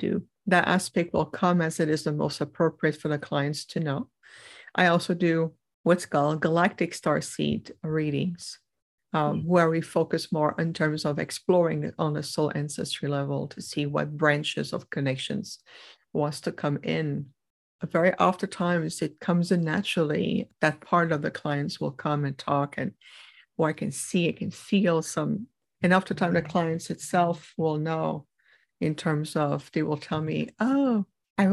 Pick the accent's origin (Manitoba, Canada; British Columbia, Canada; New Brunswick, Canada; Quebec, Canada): Quebec, Canada; Montreal; first language French; English is a second language; I grew up in Canada, in Montreal, the Quebec area